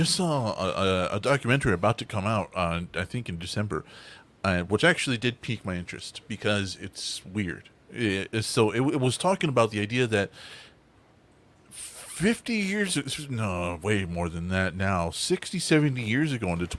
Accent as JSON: {"language": "English", "region": "Texas", "country": "United States", "said": "I'm from Texas"}